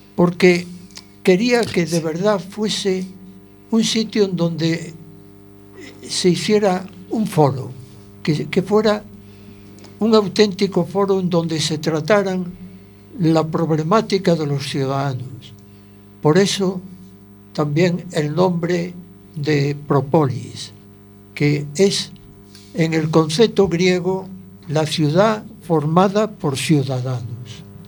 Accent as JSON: {"language": "Spanish", "country": "Spain", "tie": "born or raised there", "said": "aunque nací en Juan Flores, en la casa de la abuela nacíamos muchos niños. Eh, enseguida me fui a vivir a las primeras casas que estaban cerquita de Ciudad Jardín"}